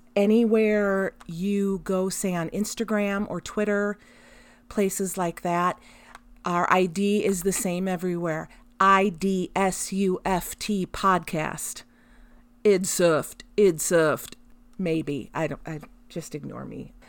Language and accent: English; United States; as American parents